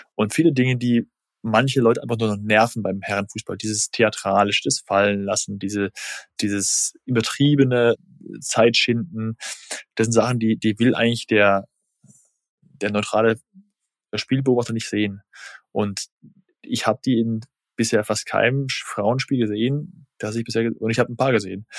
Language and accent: German; Germany; bei uns in Deutschland